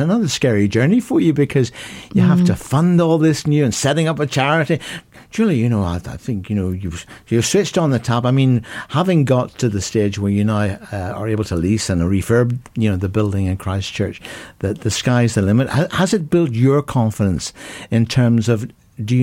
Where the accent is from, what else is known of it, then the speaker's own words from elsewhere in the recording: Ireland; accent: Irish; my Irish accent